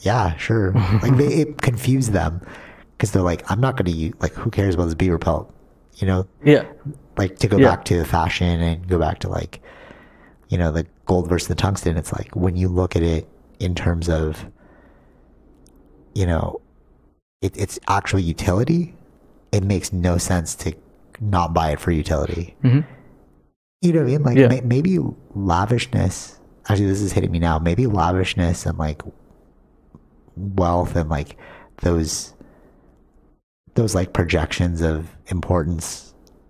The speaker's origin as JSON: {"language": "English", "country": "Philippines", "said": "growing up, I, like, really rebelled against the whole Catholic system being Filipino."}